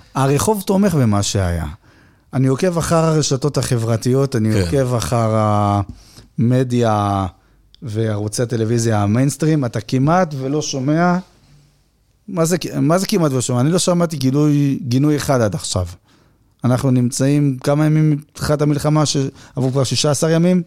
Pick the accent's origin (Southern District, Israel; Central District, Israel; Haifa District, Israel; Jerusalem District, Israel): Haifa District, Israel; Haifa; אני חיפאי